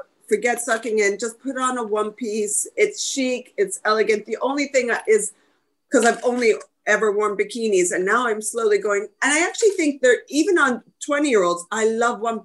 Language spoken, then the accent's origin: English; New Jersey, United States; I grew up in New Jersey